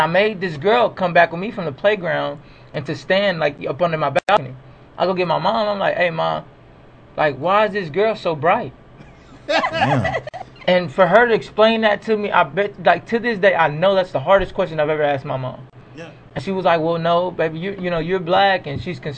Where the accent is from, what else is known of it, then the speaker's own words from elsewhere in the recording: Dallas, Texas, United States; I grew up in South Dallas up until I went to high school